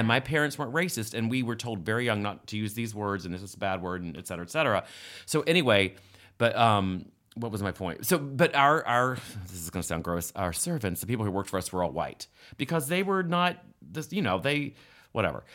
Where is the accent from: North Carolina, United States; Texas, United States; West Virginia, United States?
West Virginia, United States; moved away; I grew up in West Virginia in a house that was built in seventeen, in seventeen ninety-nine called Mill Meadow